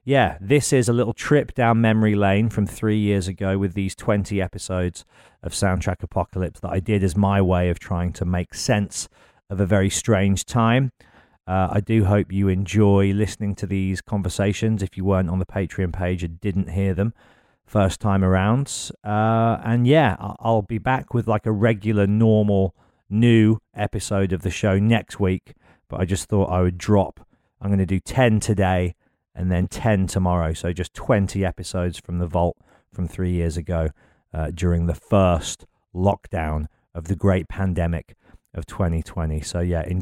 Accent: Birmingham, West Midlands, United Kingdom; born or raised there

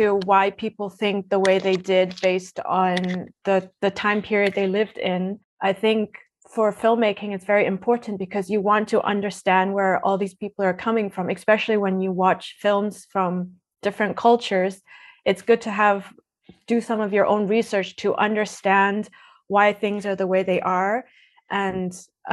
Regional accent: Edmonton, Alberta, Canada; moved away as an adult; also born or lived in Toronto; now in Berlin, Germany; I'm originally from Toronto, but I grew up in Edmonton

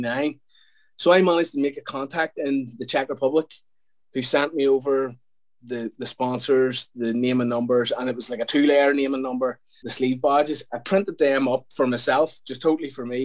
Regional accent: Belfast, Northern Ireland, United Kingdom; I'm from Belfast, in case the accent hasn't told you that yet.

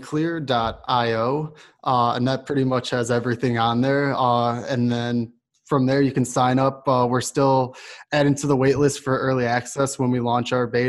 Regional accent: Chicago, Illinois, United States; now in Austin, United States; And I'm originally from Chicago, so I spend a lot of time up there

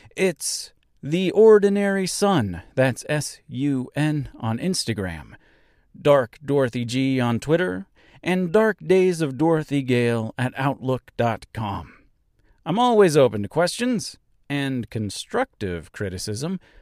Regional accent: Nebraska, United States; my hometown here in Nebraska

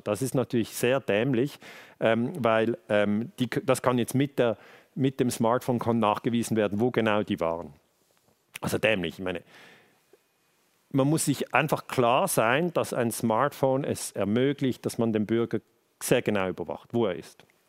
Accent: Switzerland; wir sind hier in der Schweiz, ich bin in der Schweiz geboren

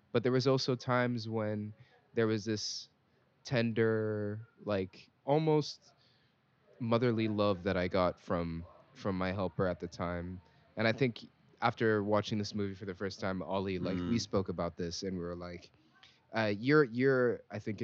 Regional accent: Singapore; moved away; living in Singapore, to being Singaporean. It reminded me of my family members, my helper back in the day

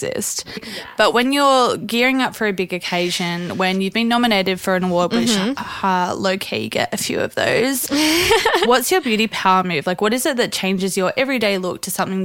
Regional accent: Central Coast, New South Wales, Australia; moved away; I go home to my hometown. Name check Central Coast, but I walk into the pub that I've been going to my whole life

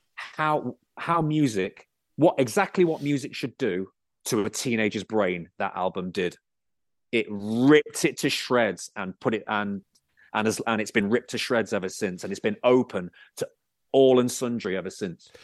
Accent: Bootle, North West England, United Kingdom; I was born in Bootle

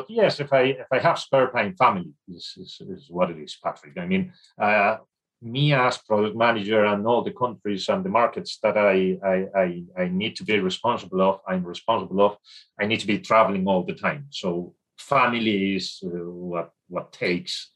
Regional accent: Spain; I am from Spain. I was educated in Spain

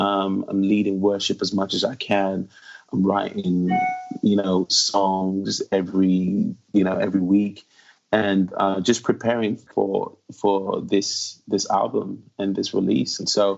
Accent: United Kingdom; moved away as an adult; also born or lived in London; now in Nashville, United States; Because I'm British. I have a big heart for the UK. However long I stay in Nashville, I really do see myself in the UK, in Europe.

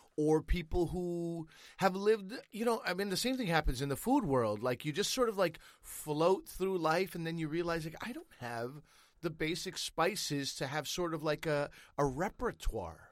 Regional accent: Canada; as a Canadian

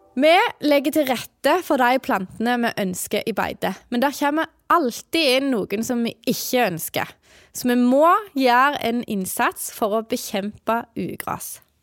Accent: Jæren, Rogaland, Norway; jeg kommer jo fra Jæren, og der har vi jo ikke tid til å gå på skogen i jula når vi har så mange kyr å molke

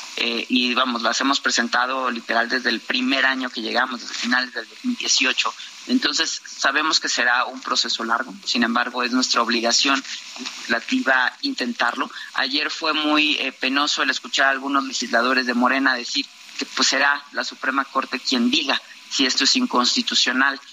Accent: Veracruz, Mexico; yo soy veracruzana

